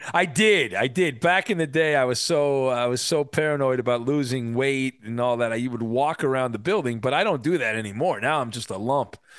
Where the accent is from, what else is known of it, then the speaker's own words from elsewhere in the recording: Irvine, California, United States; I was delivering the Irvine World News, a defunct newspaper, when I was growing up in Irvine